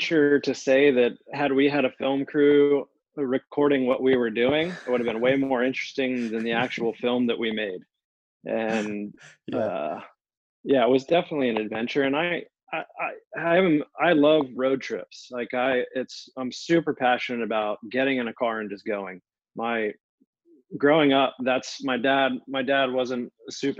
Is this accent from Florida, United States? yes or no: yes; Pensacola, Florida, United States; also born or lived in Jacksonville, Florida; I grew up in Pensacola on the Gulf of Mexico